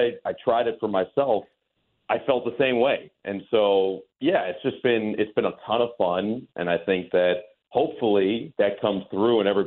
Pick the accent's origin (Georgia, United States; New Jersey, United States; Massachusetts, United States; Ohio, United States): New Jersey, United States; growing up in New Jersey